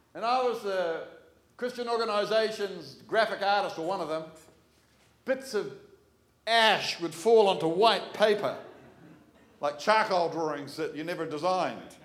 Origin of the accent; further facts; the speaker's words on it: Manukau, Auckland, New Zealand; just enough street smarts growing up in Manukau